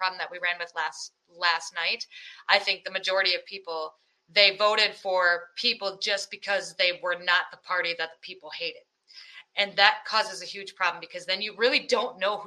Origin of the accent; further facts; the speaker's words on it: Iowa, United States; I'm from Iowa.